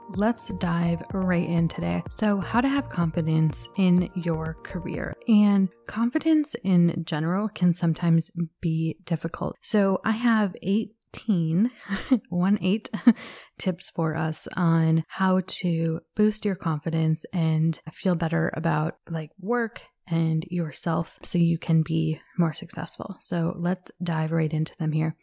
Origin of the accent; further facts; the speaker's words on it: Minnesota, United States; I was born and raised in Minnesota